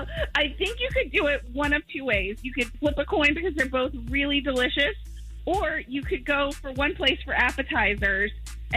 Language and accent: English; Orlando, Florida, United States